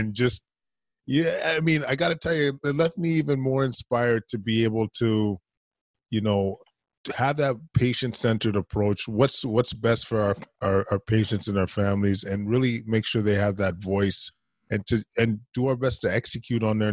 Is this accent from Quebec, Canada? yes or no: no; Edmonton, Alberta, Canada; moved away; I'm from Edmonton originally